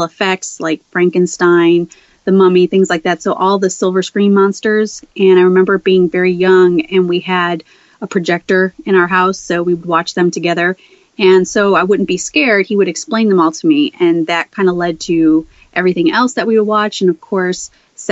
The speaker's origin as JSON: {"language": "English", "town": "Chicago", "region": "Illinois", "country": "United States", "tie": "born or raised there", "moved": "yes", "said": "I'm originally from Chicago, Southwest Side"}